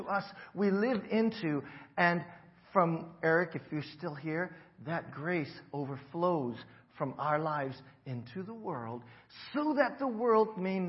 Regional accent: Hawaii, United States; moved away as an adult; I grew up in Hawaii

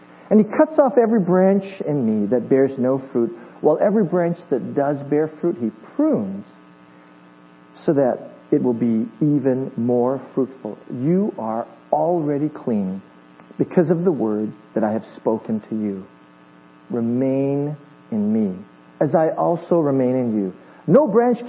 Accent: Hawaii, United States; moved away; I am from Hawaii, and when I grew up in Hawaii, when I was in junior high

